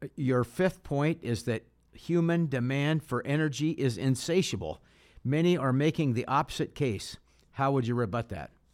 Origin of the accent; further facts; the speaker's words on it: Pacific Northwest, United States; I grew up in the Pacific Northwest